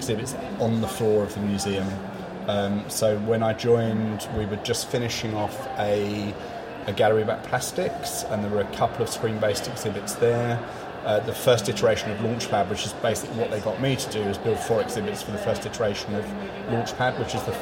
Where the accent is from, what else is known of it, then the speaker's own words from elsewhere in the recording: London, United Kingdom; I grew up in London in the mid-70s.